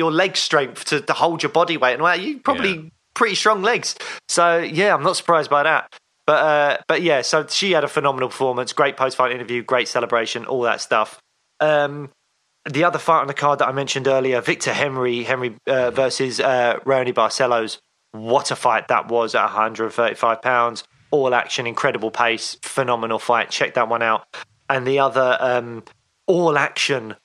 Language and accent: English; United Kingdom; I'm a British MMA fan